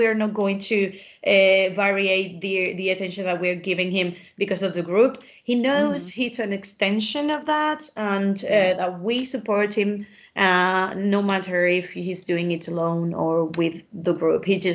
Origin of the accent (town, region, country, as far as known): Spain